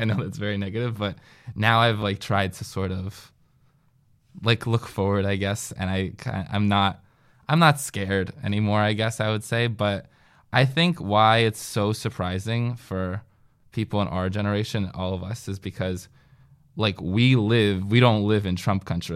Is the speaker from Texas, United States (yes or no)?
no; Northern New Jersey, United States; moved away; also born or lived in Washington, D.C.; I am from Northern New Jersey